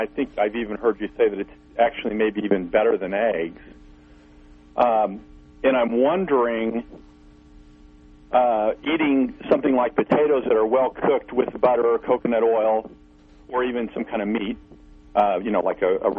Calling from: Missouri, United States

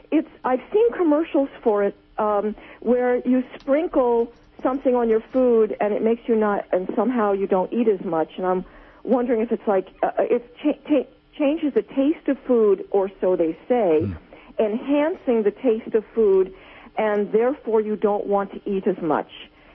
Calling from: New Jersey, United States; Oh, hi. I'm from New Jersey.

